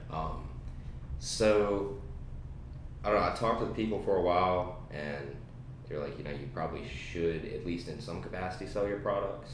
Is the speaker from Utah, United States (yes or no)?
no; Danville, Virginia, United States; I was raised in Danville, Virginia. Uh, I've been here all my life.